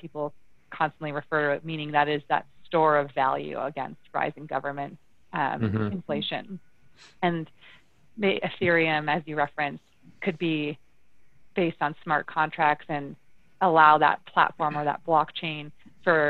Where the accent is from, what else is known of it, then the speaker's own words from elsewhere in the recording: Ontario, Canada; moved away as an adult; also born or lived in Toronto; now in Calgary, Canada; I do sit in Alberta, and I am from Ontario.